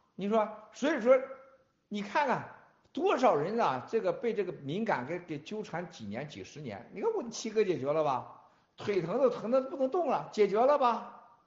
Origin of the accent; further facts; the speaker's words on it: China; 我们中国人